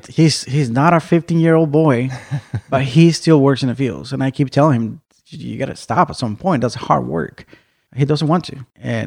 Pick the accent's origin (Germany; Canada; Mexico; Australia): Mexico; now in Arizona, United States; I was born in Mexico.